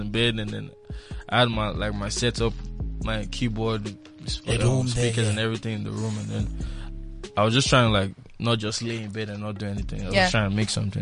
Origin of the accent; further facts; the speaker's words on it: Nigeria; putting my culture as a Nigerian